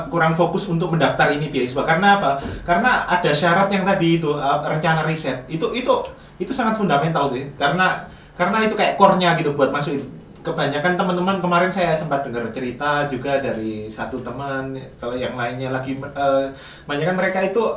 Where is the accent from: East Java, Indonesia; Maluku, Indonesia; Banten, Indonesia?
East Java, Indonesia; Surabaya; Nah, saya kebetulan dari Surabaya itu mantau terus kalau kalau luang dulu waktu les juga saya main ke bibliotek